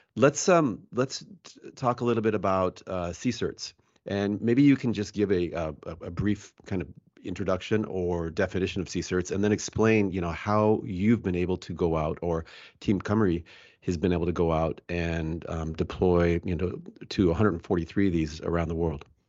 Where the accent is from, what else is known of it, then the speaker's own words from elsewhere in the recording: United States; as an American